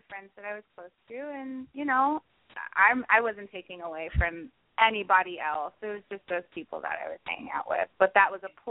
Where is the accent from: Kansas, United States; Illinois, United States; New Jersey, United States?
New Jersey, United States; Willingboro; I did, yeah, in Willingboro, New Jersey. We're about 20 minutes outside of Philadelphia.